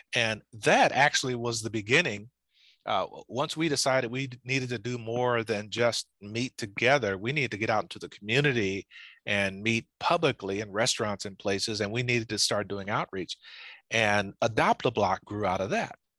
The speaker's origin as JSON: {"language": "English", "area": "Lowndes County", "region": "Alabama", "country": "United States", "tie": "born or raised there", "said": "I was born in Alabama in a place called Lowndes County"}